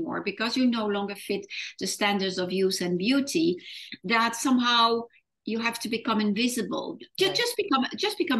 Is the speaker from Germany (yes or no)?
no; France; moved away as an adult; also born or lived in Netherlands / London; when I was 18, I moved from France to the Netherlands, where my roots are.